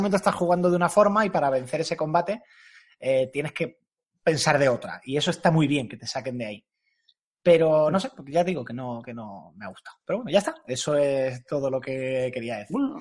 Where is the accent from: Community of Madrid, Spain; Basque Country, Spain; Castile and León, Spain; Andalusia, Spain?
Andalusia, Spain; accent: andaluz; hablo muy rápido y tengo acento andaluz